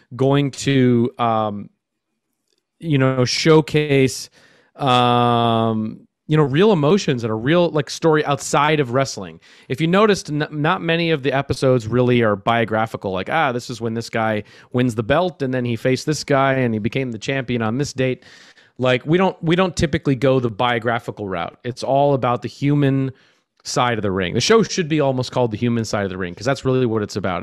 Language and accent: English; Minneapolis, Minnesota, United States; I'm I'm from Minneapolis, Minnesota.